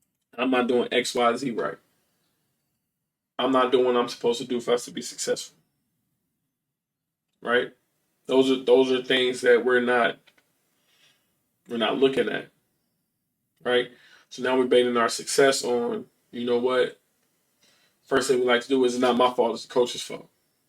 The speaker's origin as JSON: {"language": "English", "region": "Iowa", "country": "United States", "said": "I came from Iowa and I went to Ball State"}